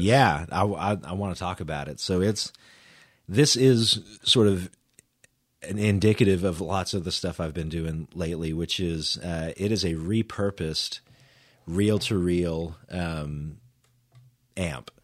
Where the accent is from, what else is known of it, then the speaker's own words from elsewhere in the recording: Edmond, Oklahoma, United States; also born or lived in Houston, Texas; we moved up to Edmond when I was in, like, kindergarten, so then I, you know, I grew up in Edmond, went to school at Edmond Memorial